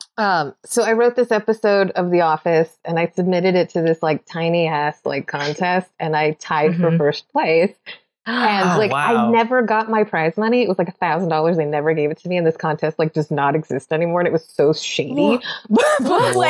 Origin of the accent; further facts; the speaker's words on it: Los Angeles, California, United States; also born or lived in Phoenix; I grew up in Los Angeles